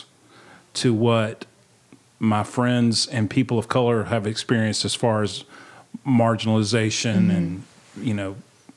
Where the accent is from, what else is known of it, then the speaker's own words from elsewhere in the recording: Mobile, Alabama, United States; Kelly and I both were born and raised in Mobile, Alabama